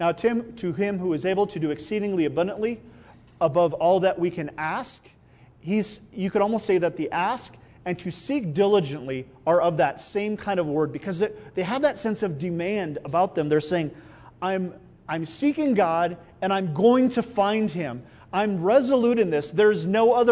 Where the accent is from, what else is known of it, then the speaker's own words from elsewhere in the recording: Iowa, United States; also born or lived in Albuquerque; now in Rio Rancho, United States; I grew up in Iowa